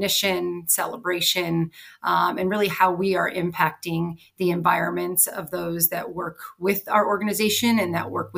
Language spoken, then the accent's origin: English; Cleveland, Ohio, United States; moved away; I'm heading back to my hometown of Cleveland, Ohio in less than a week for my 25th high school reunion